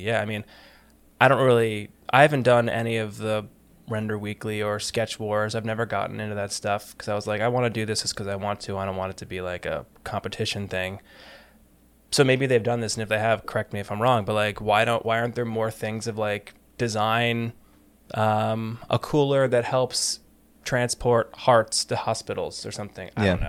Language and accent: English; United States; also born or lived in New York; I'm from New Jersey and New York.